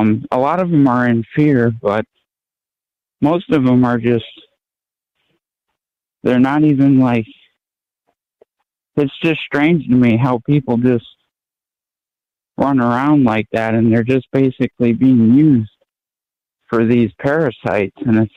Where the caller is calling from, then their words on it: Maine, United States; Hey, how's it going? I'm from Maine.